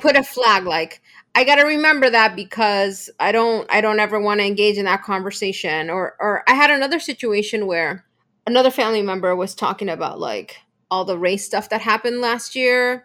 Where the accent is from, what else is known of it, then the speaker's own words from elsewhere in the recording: Bolivia; I come from Bolivia, um, and our culture is much more traditional